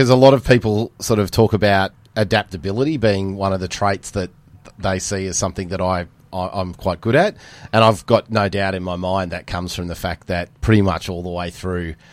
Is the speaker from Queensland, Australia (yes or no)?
no; Penrith, New South Wales, Australia; also born or lived in Canberra / Wagga / Malaysia / Darwin; moved around a fair bit. Uh, Canberra, Wagga, Malaysia, Darwin, uh, before Dad got posted to RAAF Base Glenbrook, yep. which brought me to Penrith.